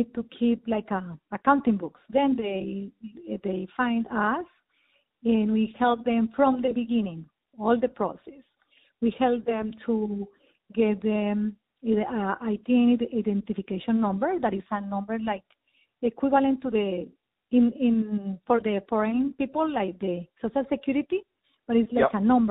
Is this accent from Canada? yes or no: no; Colombia; moved away as an adult; also born or lived in Bogota, Colombia / Florida, United States; now in South Florida, United States; I'm from Colombia, South America. I arrived at the United States in 2001